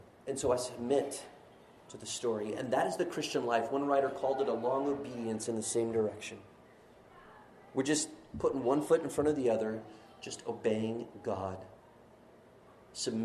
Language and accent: English; Florida, United States; I'm from Florida